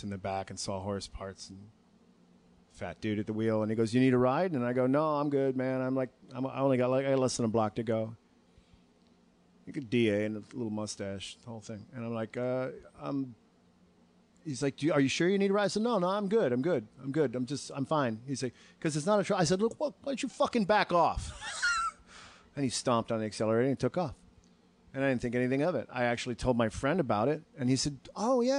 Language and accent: English; Chicago, Illinois, United States; also born or lived in Arlington Heights; I was born in Chicago, but I didn't live there my whole life